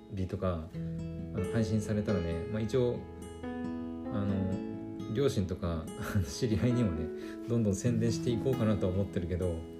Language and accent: Japanese; Aomori, Japan; 私青森の人間じゃないですか